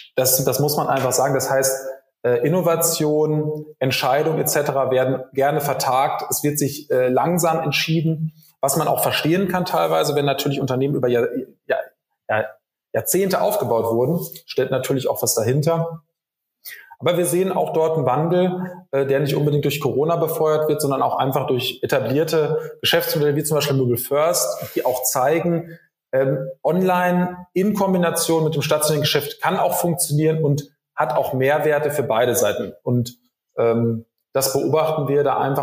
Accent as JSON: {"language": "German", "town": "Rheda-Wiedenbrück", "region": "North Rhine-Westphalia", "country": "Germany", "tie": "born or raised there", "also_born_or_lived": "Bonn", "moved": "as an adult", "said": "Ich bin gebürtiger Reda Wiedenbrücker in der Nähe von Gütersloh"}